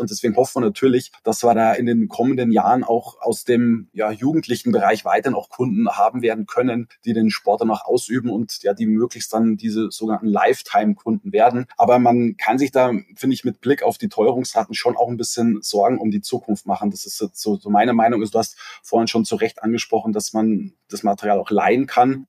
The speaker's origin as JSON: {"language": "German", "town": "Otterfing", "region": "Bavaria", "country": "Germany", "tie": "born or raised there", "said": "Jetzt sind wir beide in der Nähe der Alpen aufgewachsen. Ja, du in Lengries, ich in Otterfing bei Holzkirchen"}